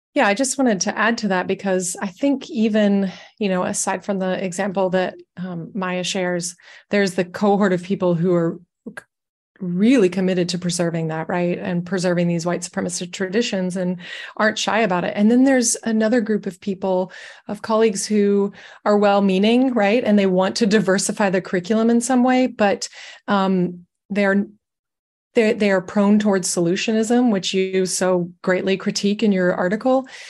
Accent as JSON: {"language": "English", "area": "Forsyth County", "region": "Georgia", "country": "United States", "tie": "born or raised there", "moved": "yes", "said": "I grew up in Forsyth County where the KKK was still extremely active and visible"}